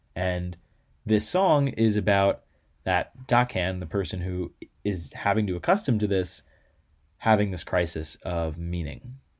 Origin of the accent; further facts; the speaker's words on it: United States; as an American